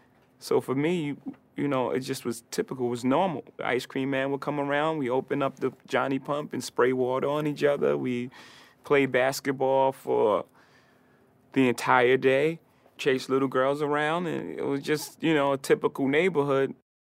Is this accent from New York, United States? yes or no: yes; Brooklyn, New York, United States; Wherever you grow up, it's your root, right? It's everything you are. I'm a kid from Marcy Projects from Brooklyn, so it made me exactly who I am.